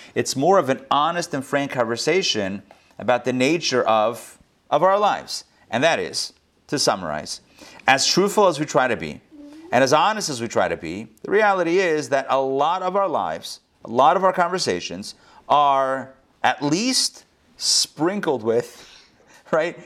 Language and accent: English; Pittsburgh, Pennsylvania, United States; our Chabad community growing up in Pittsburgh